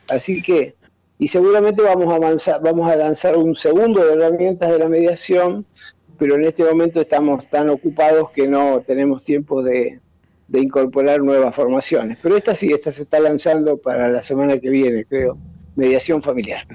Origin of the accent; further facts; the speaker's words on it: Argentina; acá en mi país